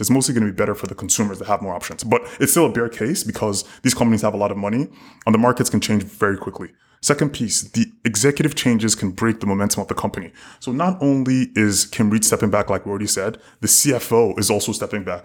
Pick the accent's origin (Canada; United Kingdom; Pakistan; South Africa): South Africa; as a South African